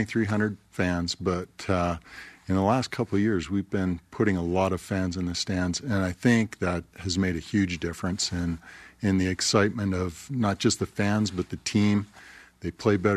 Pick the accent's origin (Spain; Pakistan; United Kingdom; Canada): Canada; Calgary, Alberta; now in Utah, United States; I was born and raised in Canada, Calgary, and played as a young man there